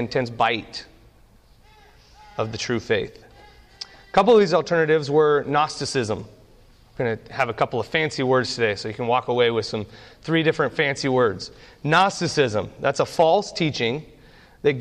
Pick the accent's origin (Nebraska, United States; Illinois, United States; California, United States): Nebraska, United States; I grew up in Nebraska. My dad is a pastor of a small church in the middle of nowhere in Nebraska, and we spent the majority of my youth having church in the above our garage